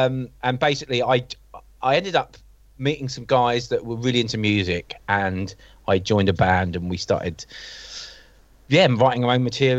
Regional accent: Seaford, South East England, United Kingdom; So I'm from the south coast of England on a little town called Seaford. I've lived here all my life. It's sort of, I guess, geographically, it's in between sort of Eastbourne and Brighton on that south coast.

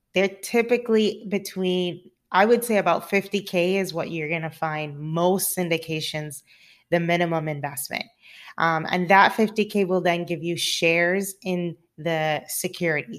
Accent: Cayman Islands; now in California, United States; I'm originally from the Cayman Islands, and I live in sunny California

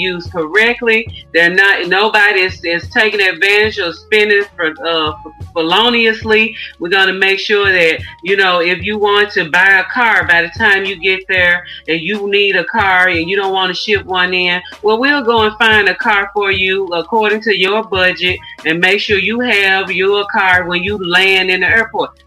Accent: Memphis, Tennessee, United States; I'm born and raised in Memphis. I'm a Southern girl. I've been here all of my life outside of my travels.

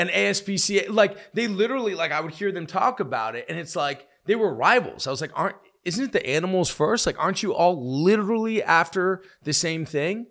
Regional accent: United States; I'm an American

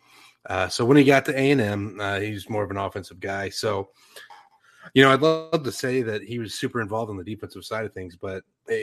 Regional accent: Texas, United States; growing up in Texas, playing high school football in Texas

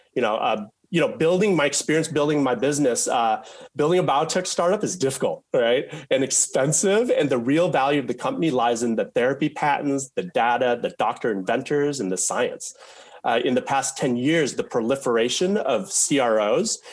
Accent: Mukilteo, Washington, United States; we were raised in Mukilteo, Washington, a suburb of Seattle

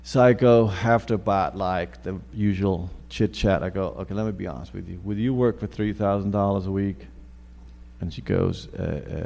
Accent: New York, United States; I grew up in New York in the 80s

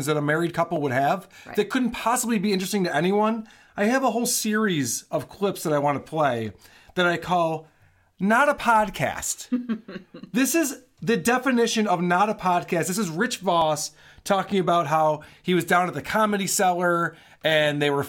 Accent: Rochester, New York, United States; accent: Rochester; my Rochester accent

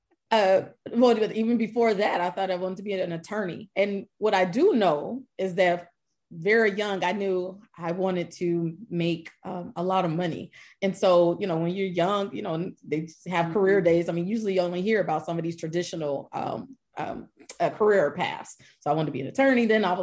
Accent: Columbus, Ohio, United States; now in Dallas-Fort Worth, United States; I'm originally from Columbus, Ohio, but I've been here in the Dallas-Fort Worth Metroplex for about 15 years

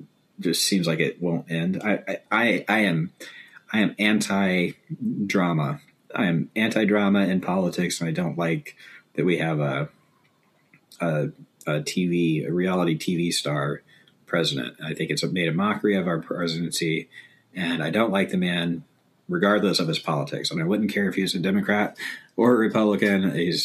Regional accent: East Gary, Indiana, United States; born there; now in Minneapolis, United States; And he was born in Austin. And I was born in East Gary.

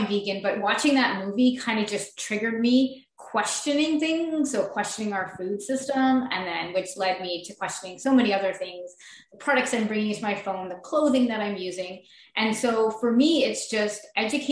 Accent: Montreal, Quebec, Canada; I am from Montreal, Quebec.

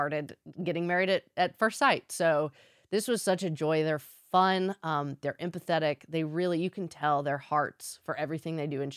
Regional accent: Nashville, Tennessee, United States; I am from Music City

